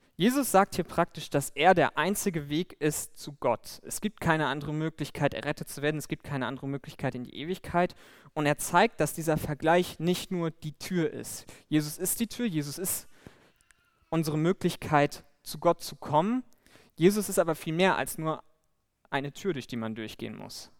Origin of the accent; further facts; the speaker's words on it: Bremen, Germany; moved away; ich komme ursprünglich aus Bremen